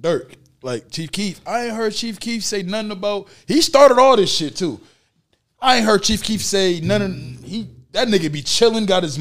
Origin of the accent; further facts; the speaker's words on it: Saint Paul, Minnesota, United States; I'm from St. Paul